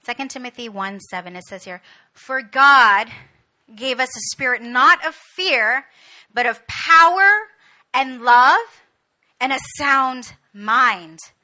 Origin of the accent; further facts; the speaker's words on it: Canada; moved away as an adult; now in Korea; I was born and raised in Canada